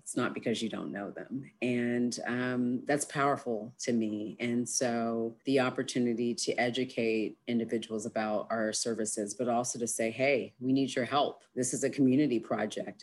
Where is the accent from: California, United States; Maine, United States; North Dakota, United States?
California, United States; Berkeley; moved away as an adult; now in Austin, United States; growing up in Berkeley